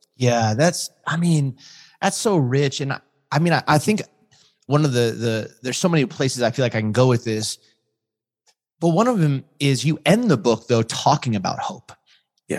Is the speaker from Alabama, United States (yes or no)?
no; Southern California, United States; also born or lived in Chicago; I grew up in Southern California